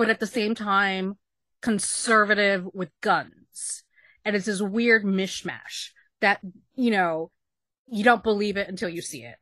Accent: Texas, United States; moved away as an adult; also born or lived in New York; me at 18 when I moved from Texas to New York

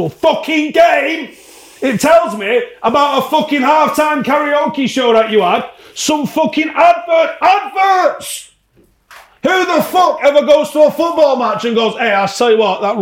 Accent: United Kingdom; I'm British

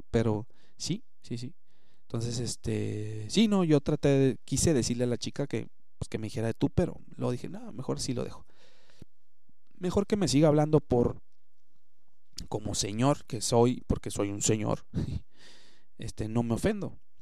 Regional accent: Monterrey, Nuevo León, Mexico; como regios pues nos debemos de apoyar y como mexicanos también

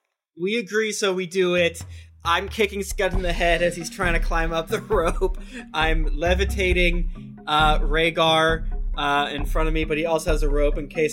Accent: Florida, United States; I'm from Florida

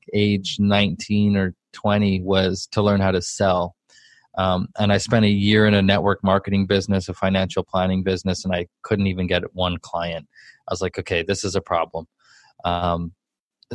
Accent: Vancouver, British Columbia, Canada; I'm from Vancouver, Canada, raised in kind of the rougher part of town.

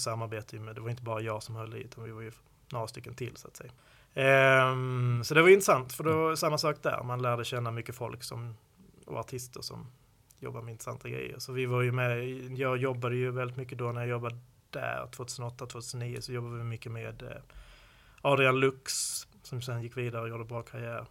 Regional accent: Skåne, Sweden; accent: Scanian (skånska); min skånska

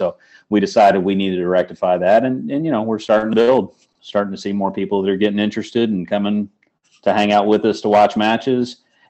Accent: Indiana, United States; also born or lived in the Midwest; now in St. Louis, United States; I was from Indiana before I came here.

